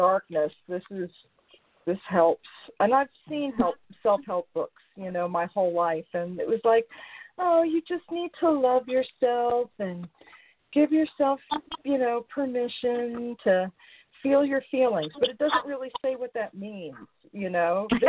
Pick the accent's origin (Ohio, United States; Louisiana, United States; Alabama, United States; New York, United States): New York, United States; New York City; I'm from New York, I'm from the city